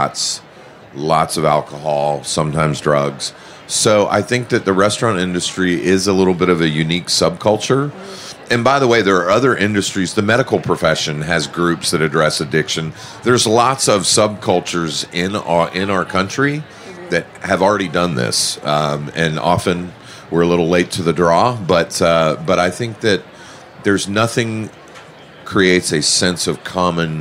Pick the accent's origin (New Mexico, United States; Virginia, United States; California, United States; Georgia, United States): Georgia, United States; Atlanta; Atlanta's my hometown